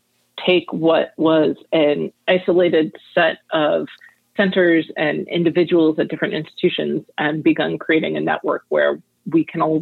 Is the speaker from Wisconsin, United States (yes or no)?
no; outside Detroit, Michigan, United States; moved away as an adult; also born or lived in Rochester; I grew up outside Detroit